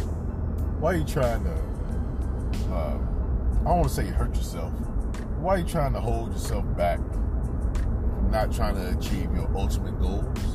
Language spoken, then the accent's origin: English; North Carolina, United States; Born and raised in North Carolina